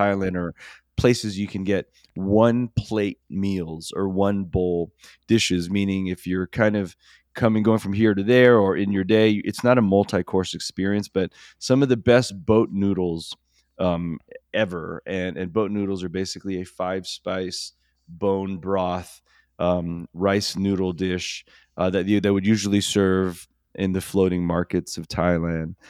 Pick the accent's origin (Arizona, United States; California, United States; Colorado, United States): California, United States; Los Angeles